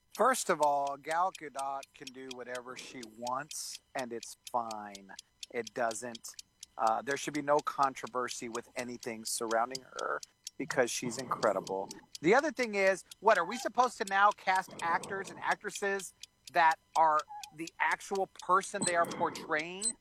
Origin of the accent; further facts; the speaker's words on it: San Antonio, Texas, United States; I'm from San Antonio